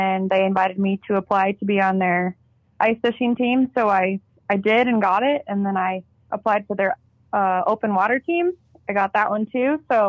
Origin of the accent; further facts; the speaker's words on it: South Dakota, United States; so I'm from the Black Hills of South Dakota, and I'm all about getting people involved in the outdoors